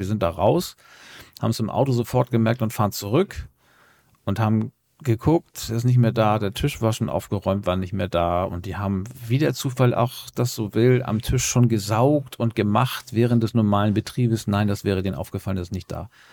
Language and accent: German; Hamburg, Germany; als waschechter Hamburger